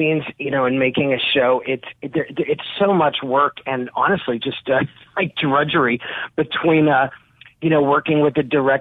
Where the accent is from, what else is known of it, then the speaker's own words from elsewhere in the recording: Long Island, New York, United States; now in Bay St. Louis, United States; I grew up on the East Coast on Long Island, which, you know, for Mississippians who aren't familiar, it's like this big sort of suburban island next to New York City. It's where I grew up